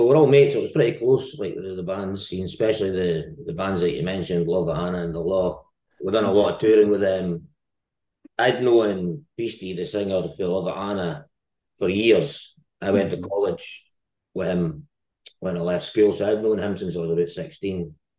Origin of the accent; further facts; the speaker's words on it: Dundee, Scotland, United Kingdom; I technically grew up in Poole Park in Dundee.